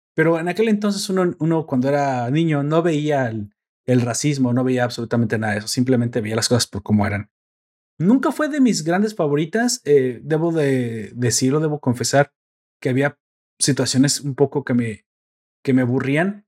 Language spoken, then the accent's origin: Spanish; Mexico; en mi pueblo, en mi ranchito, en mi, en mi villa medieval